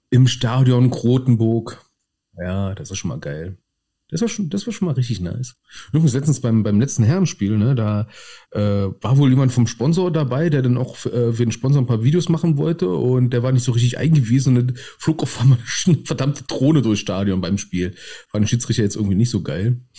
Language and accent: German; Berlin, Germany; also als Berliner finden wir den Namen schon per se geil